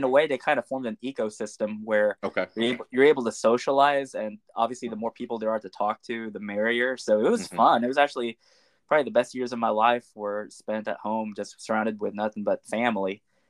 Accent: Little Rock, Arkansas, United States; Yes, I was born and raised in Little Rock. My family has lived pretty much my whole family lives in central Arkansas.

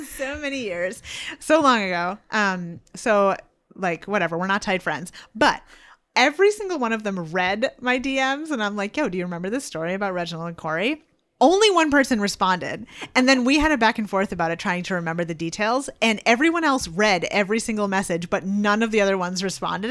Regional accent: Franconia, New Hampshire, United States; I lived in, I grew up in Franconia, and my high school was in Bethlehem.

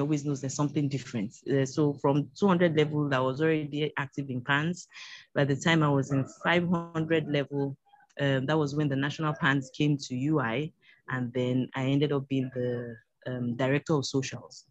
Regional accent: Lagos, Nigeria; also born or lived in Kogi State (Yagba West) / New Bussa / Ilorin; I'm from Kogi State, Yagba West. Both my parents are from Kogi. They're both late now. Basically started primary school here in Lagos

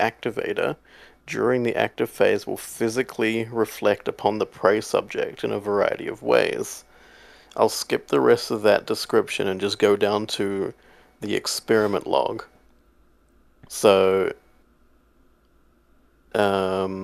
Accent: Australia; I'm from Australia

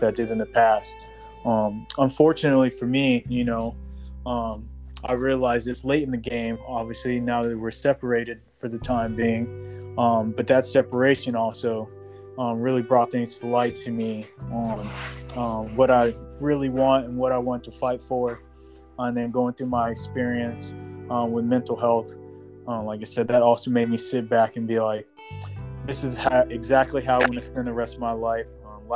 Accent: Las Vegas, Nevada, United States; I grew up in Las Vegas, so I was exposed to a lot, seen a lot at a young age, did a lot at a young age

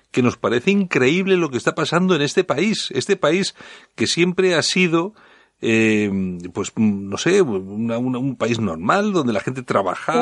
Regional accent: Bilbao, Basque Country, Spain; yo soy de Bilbao

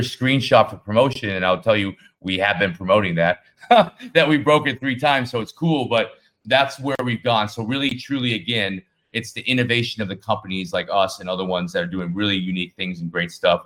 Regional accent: United States; I'm American.

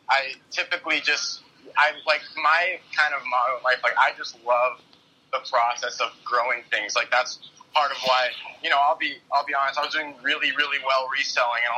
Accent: Las Vegas, Nevada, United States; born and raised in Las Vegas

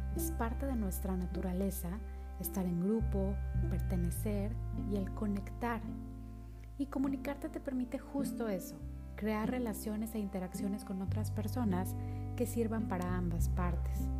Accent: Monterrey, Nuevo León, Mexico; Soy originaria de Monterrey, Nuevo León

